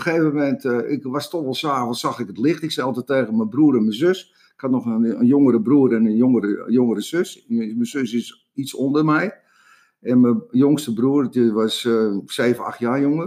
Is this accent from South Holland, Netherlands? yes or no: no; Amsterdam, North Holland, Netherlands; ik kom uit Amsterdam, uit de Jordaan. Ik ben een, straatjochie.